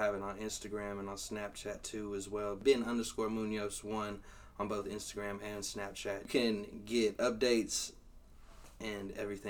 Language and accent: English; Temple, Texas, United States; also born or lived in Georgetown, Texas; I'm a 254 representative, born and raised in Temple, Texas. Went to school in Belton.